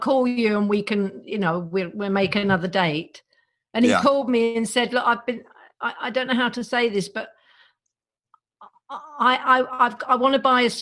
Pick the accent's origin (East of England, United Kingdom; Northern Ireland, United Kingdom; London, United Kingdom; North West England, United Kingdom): London, United Kingdom; Neasden; I grew up in Neasden, which is not that far away. It's kind of northwest.